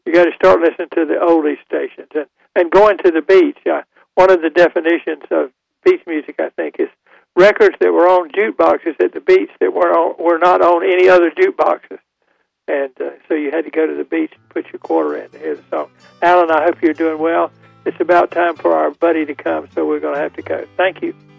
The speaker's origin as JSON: {"language": "English", "town": "Goldsboro", "region": "North Carolina", "country": "United States", "also_born_or_lived": "Winston-Salem, North Carolina", "said": "I'm, from Goldsboro."}